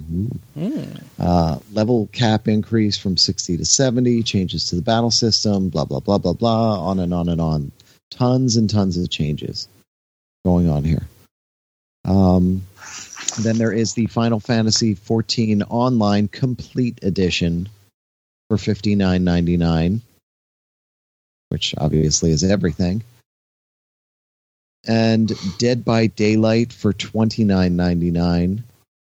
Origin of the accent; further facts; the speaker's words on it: Haddonfield, New Jersey, United States; the town I grew up in New Jersey